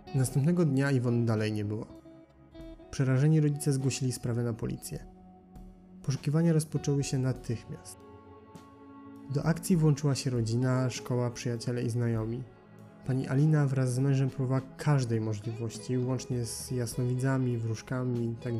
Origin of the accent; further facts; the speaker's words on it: Gliwice, Silesian Voivodeship, Poland; z Gliwic, mojego rodzinnego miasta